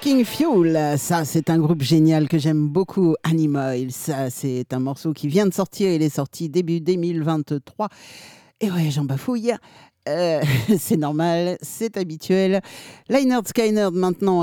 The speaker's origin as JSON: {"language": "French", "town": "Tours", "region": "Centre-Val de Loire", "country": "France", "said": "c'est mon, c'est mon bled, c'est chez moi"}